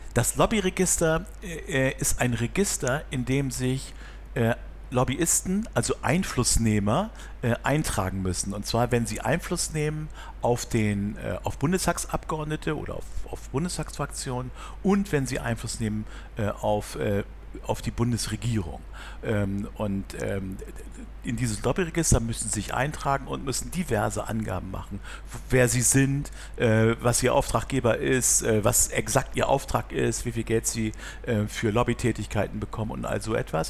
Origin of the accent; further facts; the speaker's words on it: Bremen, Germany; now in Hamburg, Germany; ich bin geboren in Bremen